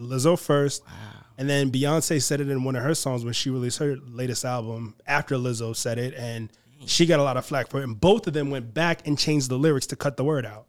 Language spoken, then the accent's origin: English; New York City, New York, United States; I'm from Queens, New York.